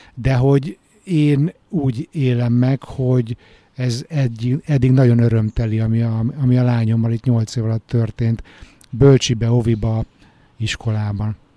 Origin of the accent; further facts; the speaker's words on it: Hungary; moved away as an adult; now in Stockholm, Sweden; mi magyar gyerekek